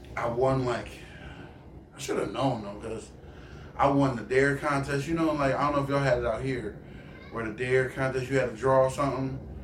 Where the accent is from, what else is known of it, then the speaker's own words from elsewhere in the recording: Baltimore, Maryland, United States; moved away; growing up in Baltimore